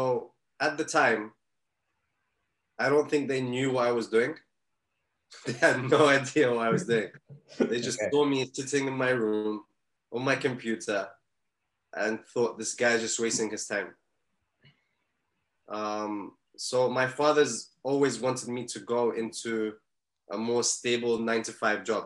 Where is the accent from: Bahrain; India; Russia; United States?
Bahrain; moved away; I'm originally from Bahrain